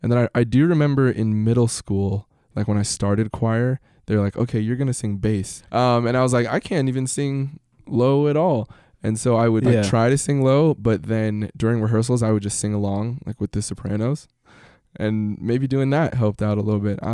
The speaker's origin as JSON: {"language": "English", "town": "Salt Lake City", "region": "Utah", "country": "United States", "tie": "born or raised there", "said": "my sister and I were born here in the States"}